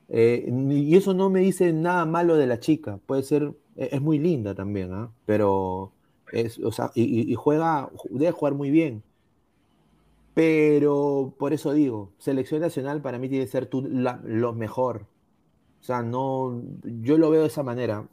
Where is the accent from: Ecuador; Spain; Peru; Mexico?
Peru; yo soy peruano